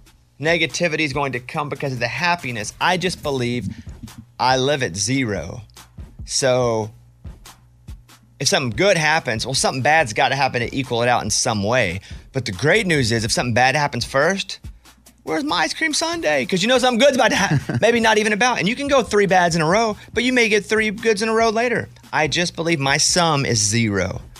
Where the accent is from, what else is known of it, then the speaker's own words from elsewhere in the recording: Arkansas, United States; Where I grew up in Arkansas, we used them as tools.